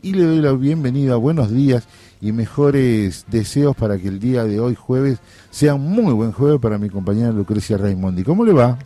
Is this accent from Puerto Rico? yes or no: no; Corrientes, Argentina; moved away; mi pueblo que es punto tripartito con Brasil y Uruguay